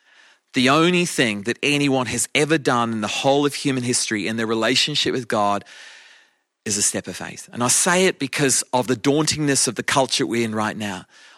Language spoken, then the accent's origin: English; Australia; moved away as an adult; now in England; When my wife and I came from Australia to England, it's coming on 29 years ago.